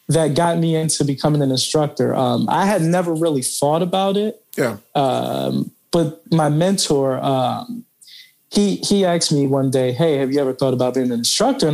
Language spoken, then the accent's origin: English; New York City, New York, United States; now in Texas, United States; I moved from New York City to Texas, and you know, growing up in New York City